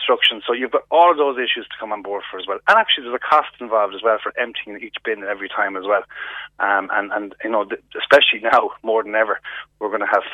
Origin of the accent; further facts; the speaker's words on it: Galway, Connacht, Ireland; We're the City of Festivals and City of Tribes